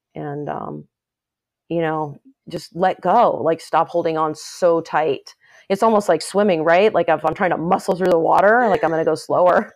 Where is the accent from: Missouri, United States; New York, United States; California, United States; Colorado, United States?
California, United States; Los Angeles; moved away as an adult; also born or lived in Chapel Hill, North Carolina; I grew up in Northridge, California, which, um, is in the San Fernando Valley. It's a suburb of Los Angeles.